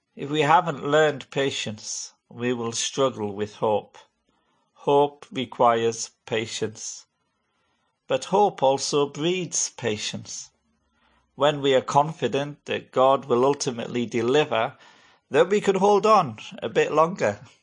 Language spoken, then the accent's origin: English; Hartlepool, North East England, United Kingdom; moved away; my hometown of Hartlepool